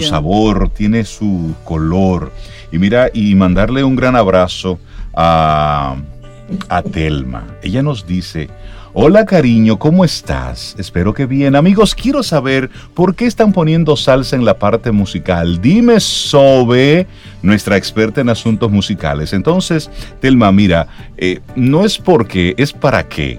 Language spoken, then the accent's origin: Spanish; Dominican Republic